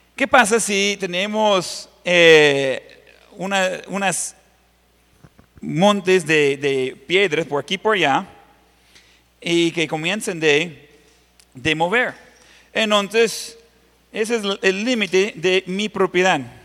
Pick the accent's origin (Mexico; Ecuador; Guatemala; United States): United States; Ohio; Spanish is a second language; moved away; la finca donde yo crecí, en Ohio.